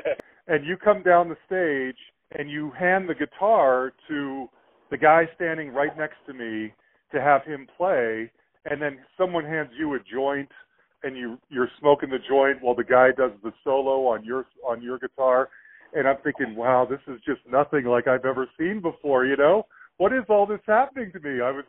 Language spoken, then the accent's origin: English; Salt Lake City, Utah, United States; now in Louisville, United States; Growing up in Salt Lake, bands didn't come through there very often.